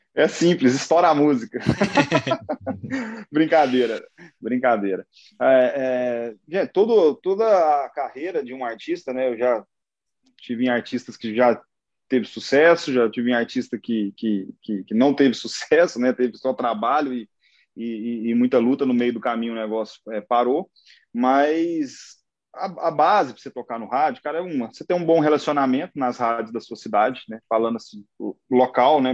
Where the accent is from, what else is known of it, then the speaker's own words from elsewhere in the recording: Uberlândia, Minas Gerais, Brazil; minha família é de Monte Carmelo, mas eu nasci já em Uberlândia